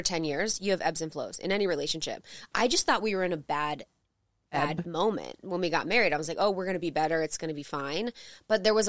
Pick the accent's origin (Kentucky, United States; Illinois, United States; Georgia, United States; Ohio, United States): Ohio, United States; where I grew up in Ohio